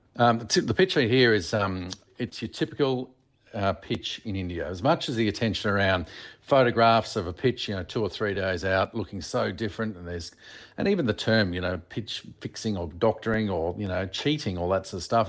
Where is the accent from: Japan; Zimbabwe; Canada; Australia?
Australia; being an Australian